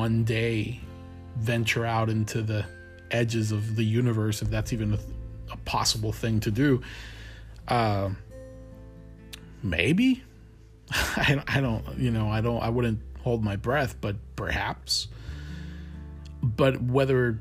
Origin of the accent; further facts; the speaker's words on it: Colombia; I was born and raised in Colombia.